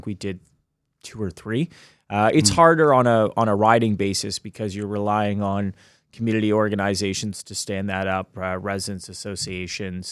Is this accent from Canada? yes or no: yes; Hamilton, Ontario, Canada; now in Toronto, Canada; I grew up in Hamilton